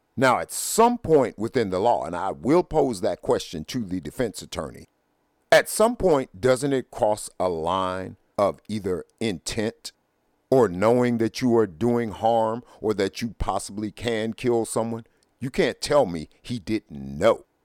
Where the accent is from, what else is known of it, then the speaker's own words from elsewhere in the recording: United States; I consider myself a black man, a black American, but I am an American. I was born here.